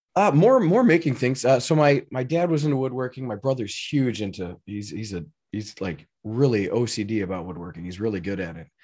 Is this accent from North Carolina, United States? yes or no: no; Elgin, Illinois, United States; I grew up in Elgin, Illinois, uh, which was not that far outside of Chicago